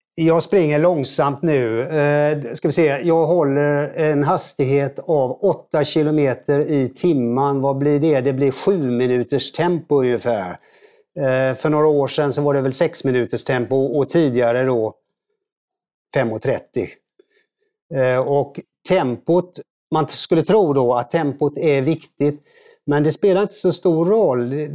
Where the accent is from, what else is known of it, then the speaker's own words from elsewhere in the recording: Gothenburg, Västra Götaland, Sweden; jag är från Göteborg då, född i Göteborg